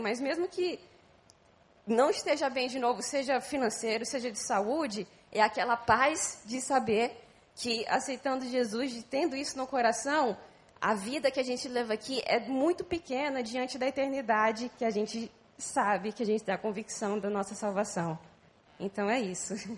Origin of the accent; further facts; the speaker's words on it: São Paulo, Brazil; moved away as an adult; now in Rio de Janeiro, Brazil; eu sou de São Paulo.